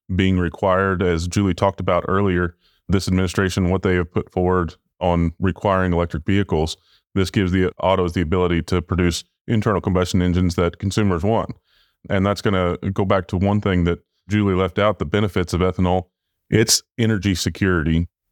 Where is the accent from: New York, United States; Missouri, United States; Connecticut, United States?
Missouri, United States; I'm from the Show Me State